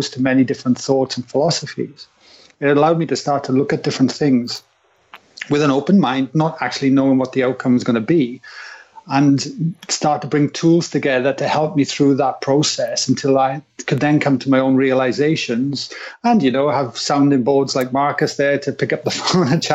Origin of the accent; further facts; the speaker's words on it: Wales, United Kingdom; growing up in Wales